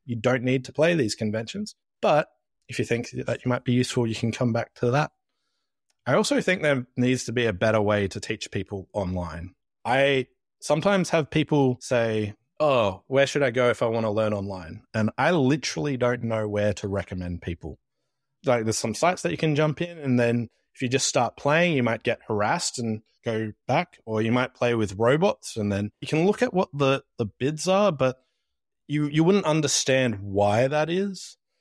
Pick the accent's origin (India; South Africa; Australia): Australia